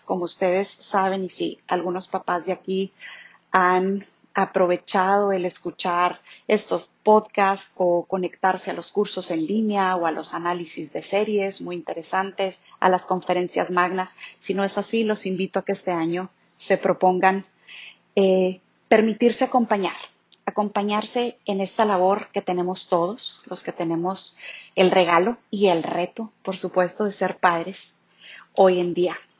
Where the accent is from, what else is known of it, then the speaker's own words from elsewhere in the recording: Chihuahua, Mexico; moved away as an adult; also born or lived in Monterrey / Mexico City; Soy originaria de Chihuahua